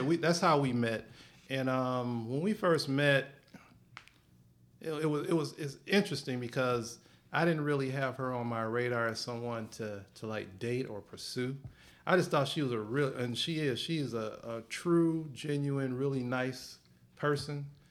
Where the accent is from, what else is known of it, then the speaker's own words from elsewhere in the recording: Michigan, United States; I'm from Michigan